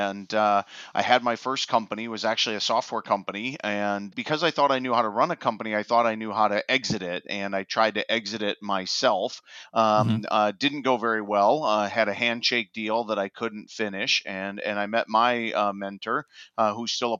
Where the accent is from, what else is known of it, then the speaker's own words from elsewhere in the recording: Wisconsin, United States; moved away as an adult; now in Minneapolis, United States; I'm originally from Wisconsin, but crossed the river into Minneapolis a few years back